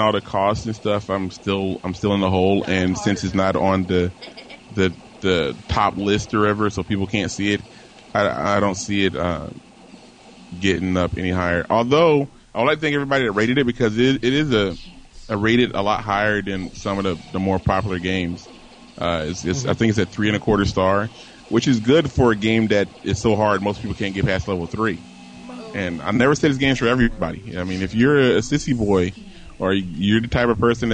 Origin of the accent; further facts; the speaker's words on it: Virginia Beach, Virginia, United States; I am from a small town called Virginia Beach, Virginia